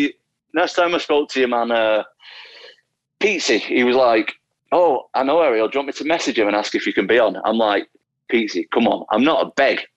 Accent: Salford, North West England, United Kingdom; also born or lived in Atherton, Greater Manchester; I was born in a place called Salford, Greater Manchester.

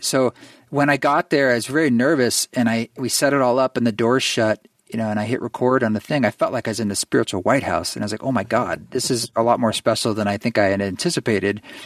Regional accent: Oregon, United States; moved away; I grew up in Oregon

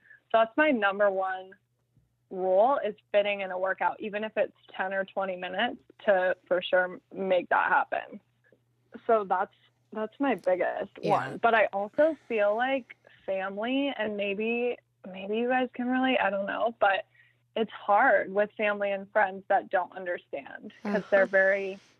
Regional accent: Phoenix, Arizona, United States; I'm from Phoenix.

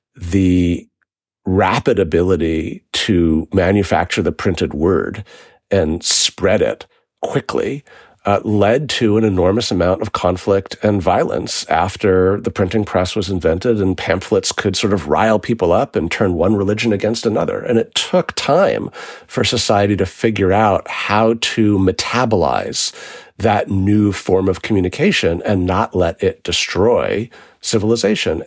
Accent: New York City, New York, United States; I grew up in New York City in the 1980s

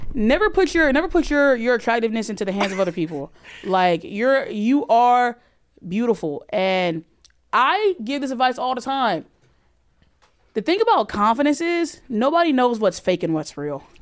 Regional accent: Alabama, United States; I grew up in Alabama

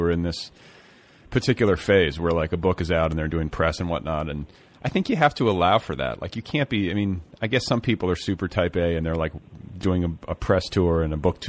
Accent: Indiana, United States; now in Los Angeles, United States; I grew up in Indiana

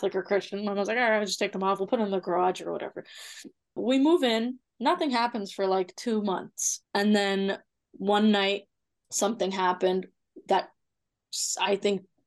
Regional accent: Toronto, Ontario, Canada; also born or lived in Mississauga; I'm born and raised in Toronto

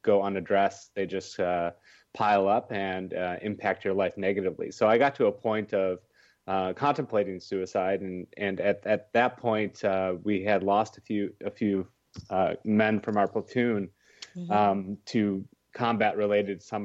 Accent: Wisconsin, United States; I'm from Wisconsin, so I went back to Wisconsin

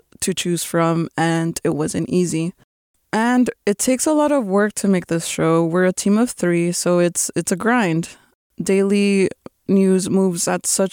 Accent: El Paso, Texas, United States; my hometown of El Paso, Texas

